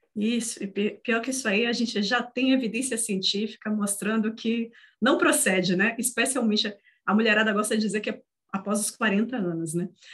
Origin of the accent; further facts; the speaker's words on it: Northeast Region, Brazil; Eu, como nordestina que sou